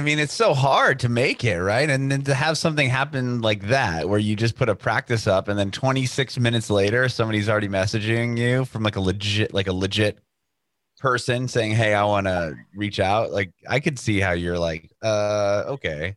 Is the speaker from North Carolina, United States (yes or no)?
no; San Diego, California, United States; now in Nashville, United States; we're from San Diego, California, but we moved to Nashville